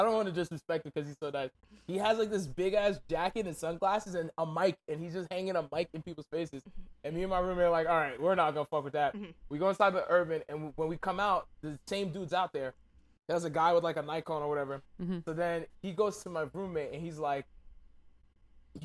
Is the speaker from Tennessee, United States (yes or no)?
no; Brentwood, New York, United States; also born or lived in Park Slope, Brooklyn / Haiti (family); Then my family moved to Brentwood, Long Island. So I was raised in Brentwood